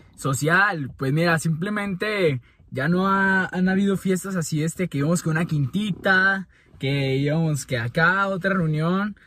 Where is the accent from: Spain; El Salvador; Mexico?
Mexico; como buenos mexicanos